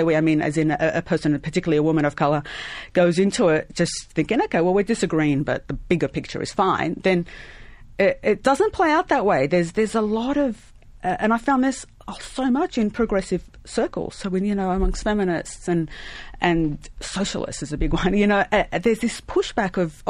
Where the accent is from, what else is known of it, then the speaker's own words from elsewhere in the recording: Lebanon; now in Australia; I was born in Lebanon